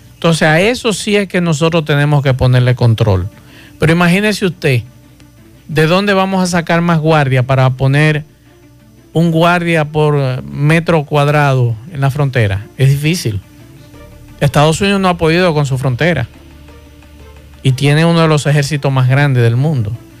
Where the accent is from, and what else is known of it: Dominican Republic